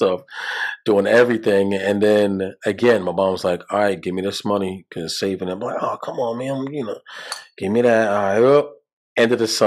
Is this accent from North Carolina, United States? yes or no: no; New York City, New York, United States; moved away as an adult; now in Virginia, United States; I'm from Brooklyn, New York. You know what I'm saying? You feel me, my guy? No. From New York, Brooklyn, New York. Grew up in Bed-Stuy